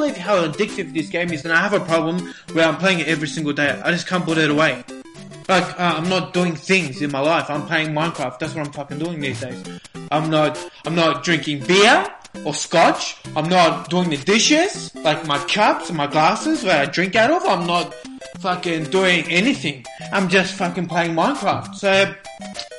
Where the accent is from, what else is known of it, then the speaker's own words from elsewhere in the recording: Melbourne, Victoria, Australia; I'm from Melbourne, Australia.